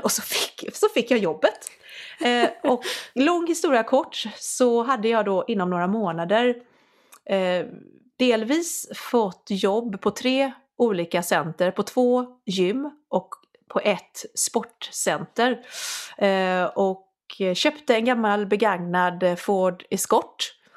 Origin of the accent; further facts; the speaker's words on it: Sweden; moved away as an adult; also born or lived in London / Scotland; jag är från Sverige